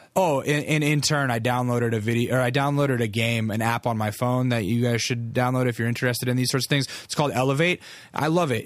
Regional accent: Alaska, United States; I'm from Alaska

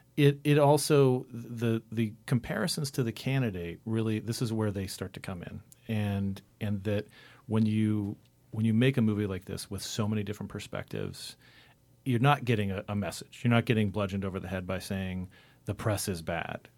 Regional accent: Cottonwood, Arizona, United States; I'm from Arizona

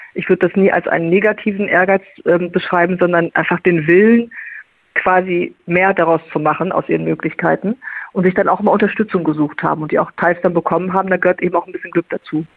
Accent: Lippe district, North Rhine-Westphalia, Germany; moved away; im Kreis Lippe war, in meiner alten Heimat

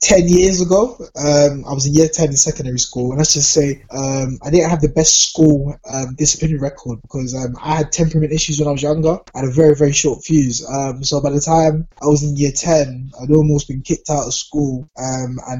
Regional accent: London, United Kingdom; born or raised there

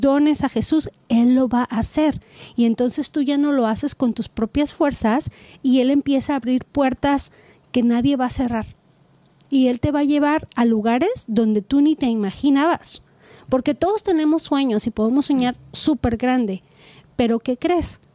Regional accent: Guadalajara, Jalisco, Mexico; yo soy de Guadalajara, Jalisco

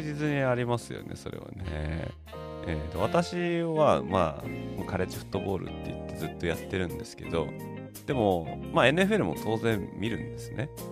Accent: Tokyo, Japan; moved away; 私東京出身なんですけど

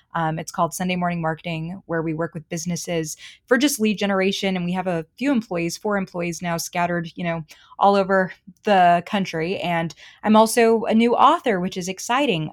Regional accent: Boston, Massachusetts, United States; moved away as an adult; also born or lived in Charlotte, North Carolina; I'm from Boston

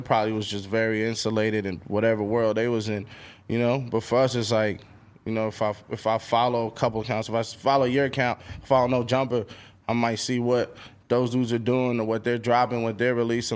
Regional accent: New York City, New York, United States; growing up in Queens

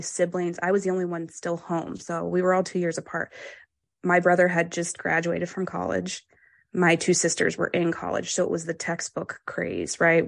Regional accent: Pennsylvania, United States; I grew up in Pennsylvania

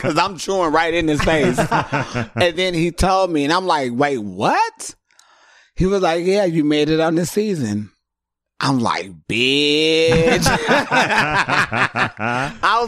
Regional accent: San Diego, California, United States; moved away as an adult; now in Los Angeles, United States; growing up in San Diego doing drag

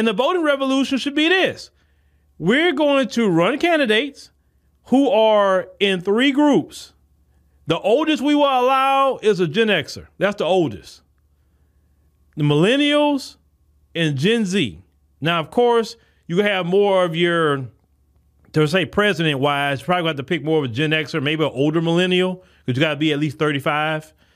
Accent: Port Arthur, Texas, United States; I'm coming from Port Arthur. I'm not talking about a Houston or a Dallas or something like that. I'm talking about a s, Port Arthur, Texas, small like

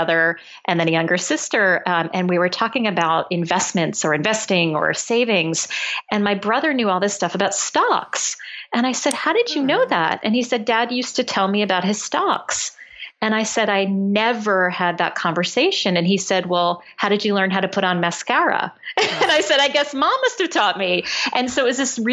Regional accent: Norwalk, Connecticut, United States; I grew up in Norwalk, Connecticut

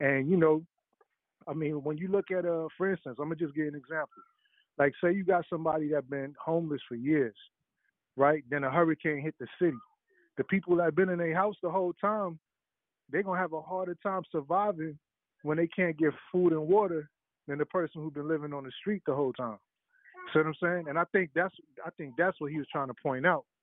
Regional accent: New York City, New York, United States; I grew up in Brooklyn, Flatbush. You know what I'm saying? So I I, I grew up, you know what I mean, in the hood

